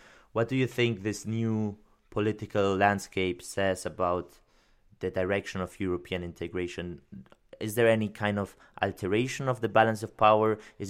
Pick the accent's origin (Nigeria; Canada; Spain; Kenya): Spain; Basque Country; If you are from the Basque country, you can always decide where you are from. And I'm from the Basque country.